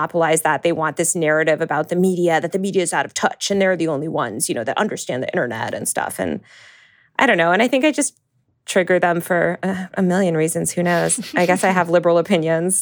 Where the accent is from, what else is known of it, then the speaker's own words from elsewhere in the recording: Northeast, United States; I grew up in the Northeast